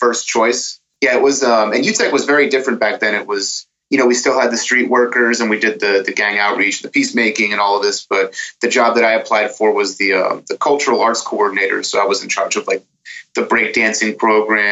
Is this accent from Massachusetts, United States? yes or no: yes; Lowell, Massachusetts, United States; from Lowell, and, I have a wife and a beautiful baby daughter